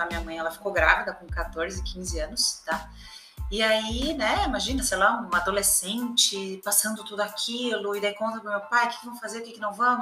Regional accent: Rio Grande do Sul, Brazil; moved away; also born or lived in São Paulo; eu sou gaúcha, morava em São Paulo

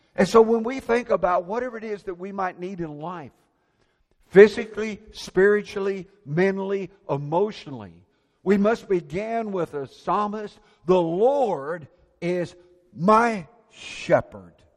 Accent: Indiana, United States; I grew up in Indiana

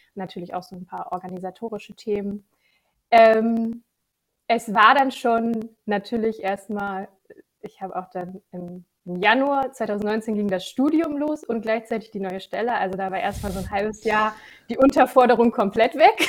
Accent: Gifhorn district, Lower Saxony, Germany; moved away as an adult; now in Hannover, Germany; ich komme aus dem Landkreis Gifhorn, ähm, wohne jetzt mittlerweile seit sieben Jahren, sechs Jahren in Hannover

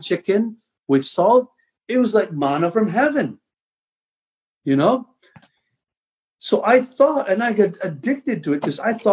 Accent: Tabango, Eastern Visayas, Philippines; I was born and raised in the Philippines

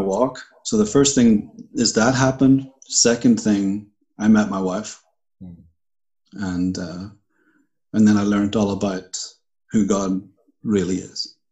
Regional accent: Bangor, Northern Ireland, United Kingdom; moved away as an adult; also born or lived in Puerto Rico; I'm from Northern Ireland. I was uh, born in Bangor

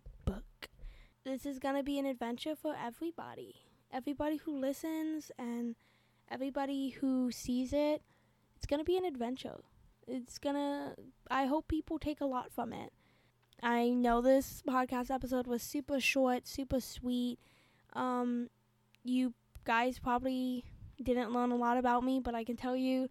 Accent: Florida, United States; I was born and raised in Florida.

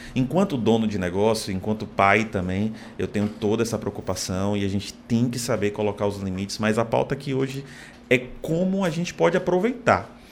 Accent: Salvador, Bahia, Brazil; moved away as an adult; also born or lived in Fortaleza; now in Natal, Brazil; Sou baiano, nasci em Salvador, me mudei para cá para Fortaleza

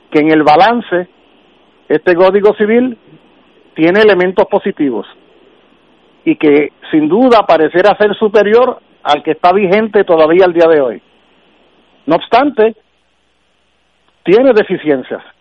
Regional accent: Puerto Rico; Reconozco que como muchos puertorriqueños y puertorriqueñas

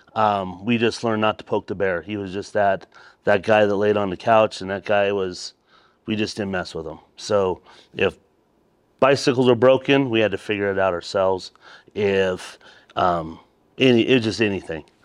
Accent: Colorado Springs, Colorado, United States; I am from, originally from here, Colorado Springs.

